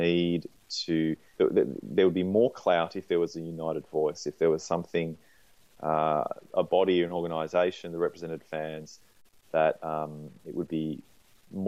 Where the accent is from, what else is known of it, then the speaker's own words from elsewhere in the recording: Australia; moved away as an adult; also born or lived in Canberra, Australian Capital Territory / Sydney, New South Wales; now in Melbourne, Australia; I grew up in Canberra and Sydney